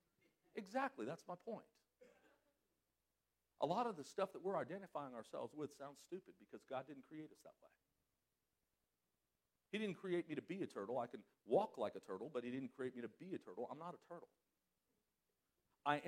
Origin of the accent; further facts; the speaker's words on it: Southern California, United States; moved away; I was from Southern California. I mean, California, I lived right on the beach.